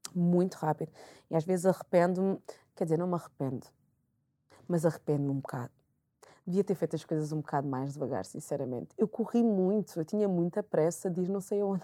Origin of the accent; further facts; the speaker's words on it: Portugal; also born or lived in Angola (ancestry); eu estudei sempre em Portugal